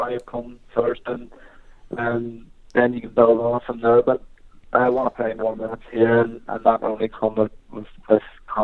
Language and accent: English; Northern Ireland, United Kingdom; moved away as an adult; now in Oxford, United Kingdom